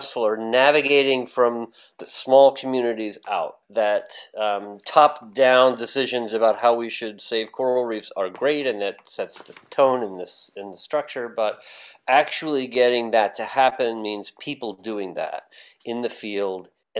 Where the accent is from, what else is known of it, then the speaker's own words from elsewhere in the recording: Baltimore, Maryland, United States; now in California, United States; we grew up there in Baltimore